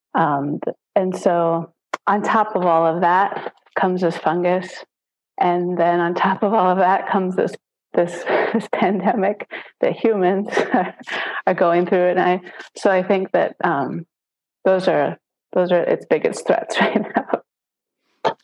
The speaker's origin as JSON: {"language": "English", "region": "Wisconsin", "country": "United States", "moved": "as an adult", "lives_now": "Panama", "said": "I'm originally from Wisconsin"}